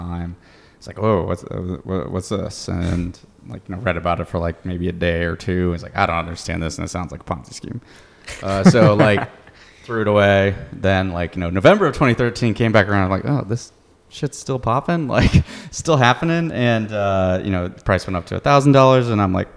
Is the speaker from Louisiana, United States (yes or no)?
no; Iowa, United States; born or raised there; moved away